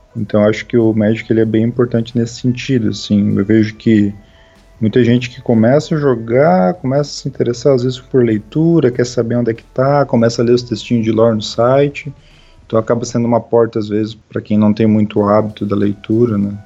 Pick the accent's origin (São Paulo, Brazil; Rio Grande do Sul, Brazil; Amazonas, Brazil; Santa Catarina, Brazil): Santa Catarina, Brazil; also born or lived in Foz do Iguaçu, Paraná, Brazil; quando eu tinha 10 anos, a gente veio embora para Santa Catarina